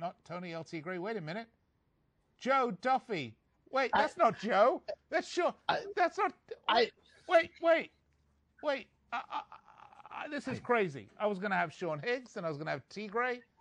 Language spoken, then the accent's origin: English; England, United Kingdom; moved away; I'm from England